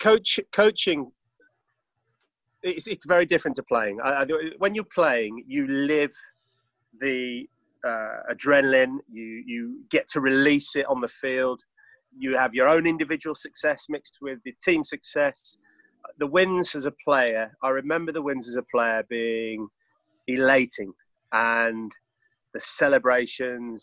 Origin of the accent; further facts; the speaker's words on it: England, United Kingdom; my Englishness